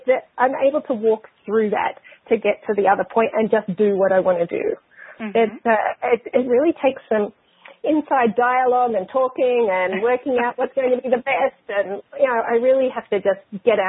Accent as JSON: {"language": "English", "country": "Australia", "tie": "born or raised there", "said": "I grew up in Australia. I'm Australian and have been there for the majority of my life"}